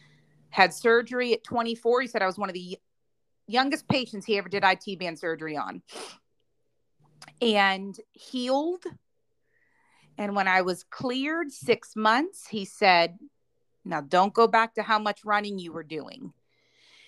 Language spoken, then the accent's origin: English; Pittsburgh, Pennsylvania, United States; moved away as an adult; now in Charlotte, United States; going back to Pittsburgh for a full marathon, right? My hometown